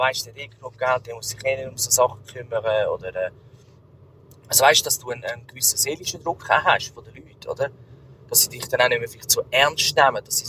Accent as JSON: {"language": "German", "country": "Switzerland", "said": "bei uns in der Schweiz"}